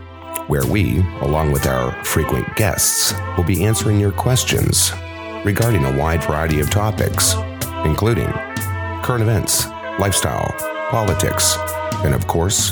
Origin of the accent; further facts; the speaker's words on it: Canada; growing up in Canada